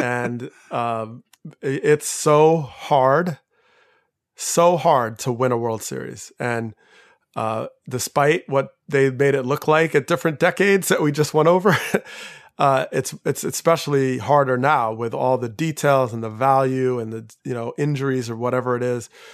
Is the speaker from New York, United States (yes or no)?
yes; outside of New York, United States; I grew up outside of New York